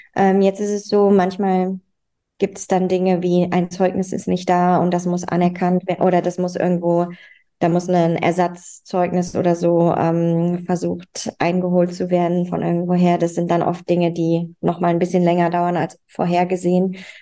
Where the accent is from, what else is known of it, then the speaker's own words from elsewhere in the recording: Germany; moved away as an adult; also born or lived in Switzerland; now in Copenhagen, Denmark; ich komme ursprünglich aus Deutschland und bin dann für mein Doktorat in die Schweiz gezogen.